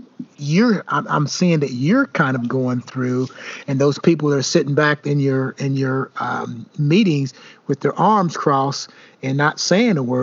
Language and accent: English; the South, United States; now in Indiana, United States; Moving to Indiana, I tell folks all the time when I first moved here, I said, I grew up in the South.